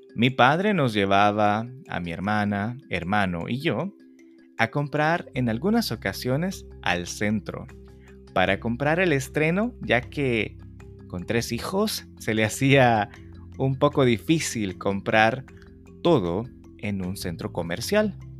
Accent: El Salvador; tiene que ver con una tradición en mi país

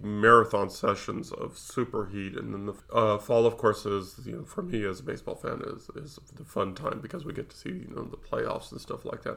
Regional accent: Nevada, United States; I was raised in Nevada

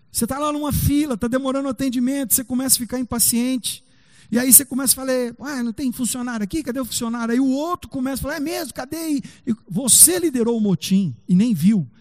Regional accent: Brazil; Nós somos brasileiros

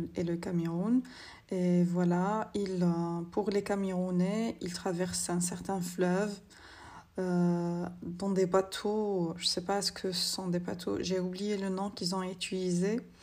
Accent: Algeria; je suis algérienne

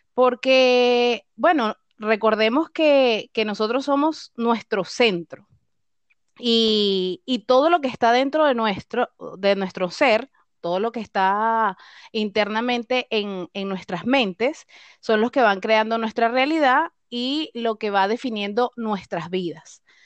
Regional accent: Venezuela; moved away as an adult; now in Chile; … y yo somos venezolanas, actualmente residentes en Chile

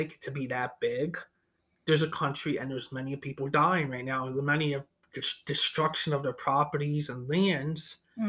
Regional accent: United States; speaking as an American

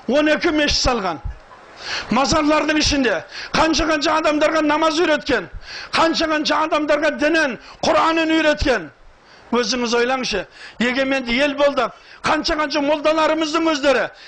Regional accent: Saryagash, Turkistan Region, Kazakhstan; шымкенттемін шымкентте сарыағаш деген жердемін

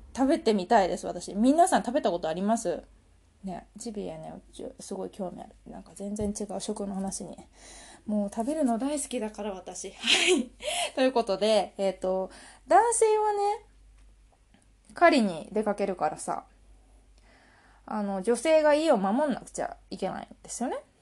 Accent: Japan; 私たち日本日本人

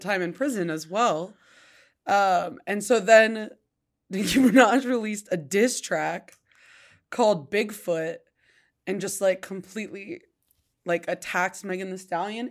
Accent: Idaho Falls, Idaho, United States; I grew up in Idaho Falls

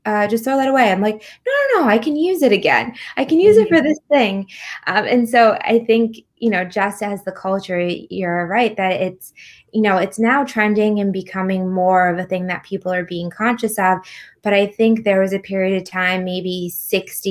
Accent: United States; I grew up in America

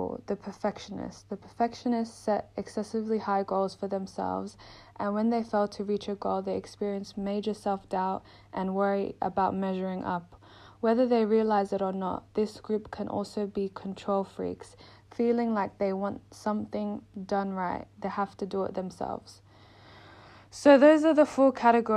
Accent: Melbourne, Victoria, Australia; moved away as an adult; now in London, United Kingdom; I'm in London. I'm originally from Melbourne, Australia.

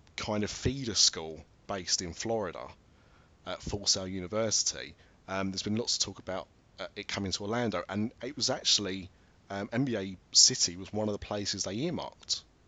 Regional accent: United Kingdom

